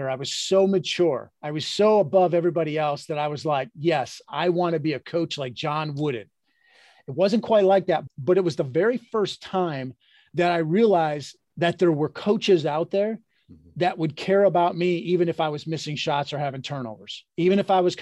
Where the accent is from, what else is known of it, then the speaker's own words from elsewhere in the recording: Midwest, United States; I grew up in the Midwest